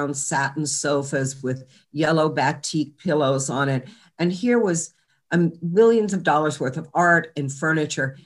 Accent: Charlottesville, Virginia, United States; I grew up in Charlottesville, Virginia

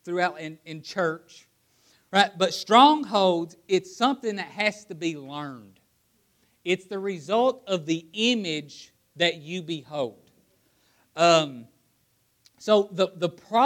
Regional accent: Appalachia, United States; growing up in Appalachia where poverty is written on most people's hearts

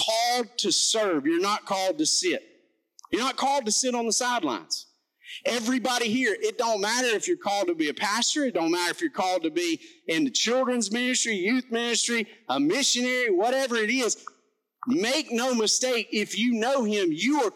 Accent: McCall, Alabama, United States; I'm from McCall, Alabama. My mouth doesn't work like

